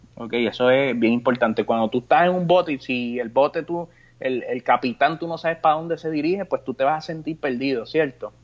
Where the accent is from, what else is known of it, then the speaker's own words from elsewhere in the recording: Puerto Rico; como boricua